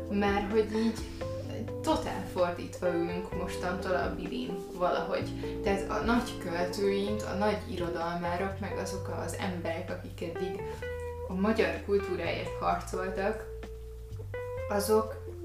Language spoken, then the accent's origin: Hungarian; Hungary; valakinek külföldön azt mondom, hogy magyar vagyok